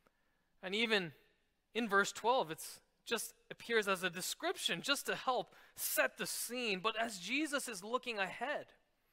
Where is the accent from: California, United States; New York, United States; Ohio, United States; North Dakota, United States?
New York, United States; New York City; I grew up in New York City, and many of my friends were Jewish